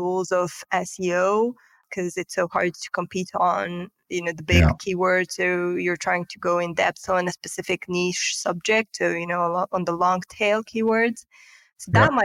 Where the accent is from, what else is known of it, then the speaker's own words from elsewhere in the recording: Moldova; moved away as an adult; now in Romania; I'm actually originally from Republic of Moldova, which is a neighboring yep. country of Romania